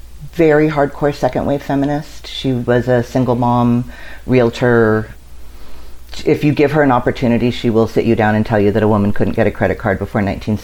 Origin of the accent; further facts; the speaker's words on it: Washington, District of Columbia, United States; born there; I was born in Washington, D.C. I think that might have something to do with it.